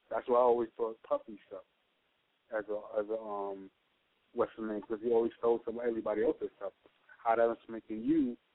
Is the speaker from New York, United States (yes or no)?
yes; New York City, New York, United States; I'm coming from Brooklyn